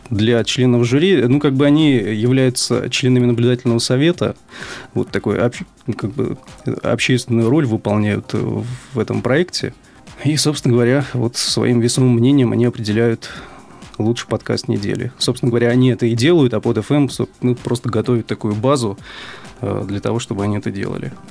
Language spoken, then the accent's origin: Russian; Sevastopol, Ukraine; значит, э, я сам из Севастополя, вот, э, работаю на podfm.ru в качестве редактора